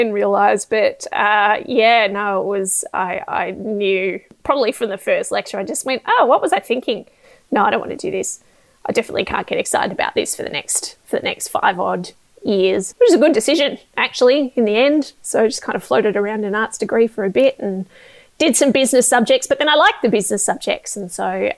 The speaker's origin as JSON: {"language": "English", "region": "Tasmania", "country": "Australia", "tie": "born or raised there", "said": "I grew up in Tasmania."}